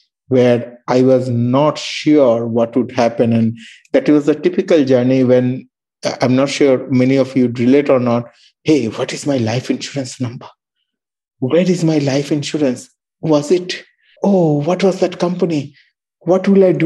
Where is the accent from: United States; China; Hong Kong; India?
India; Darjeeling, West Bengal; moved away as an adult; now in Melbourne, Australia; I was born in Darjeeling